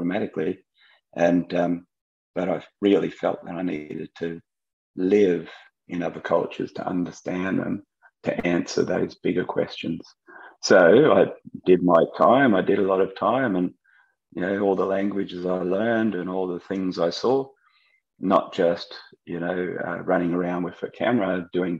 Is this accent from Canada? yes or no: no; Australia; moved away as an adult; also born or lived in United States / France; growing up in Australia, what an awesome country to grow up